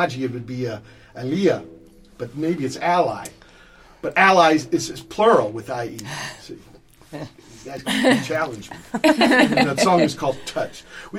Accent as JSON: {"language": "English", "region": "Virginia", "country": "United States", "moved": "yes", "lives_now": "San Pedro, United States", "said": "You know, I've been here 52 years. I'm from Virginia."}